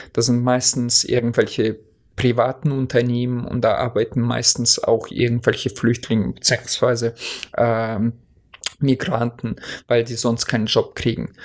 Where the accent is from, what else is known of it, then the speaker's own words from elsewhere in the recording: Oldenburg, Lower Saxony, Germany; bei uns in Oldenburg